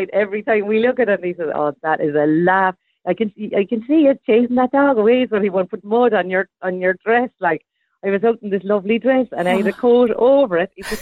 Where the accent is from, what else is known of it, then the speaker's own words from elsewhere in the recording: Cork, Munster, Ireland; moved away; also born or lived in America; back in my home place where I grew up in Bishopstown